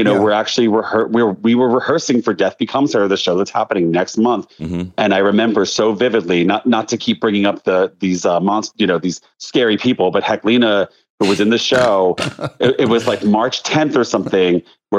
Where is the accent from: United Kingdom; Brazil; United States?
United States; Pennsylvania; I grew up outside Philly. I grew up in like outside.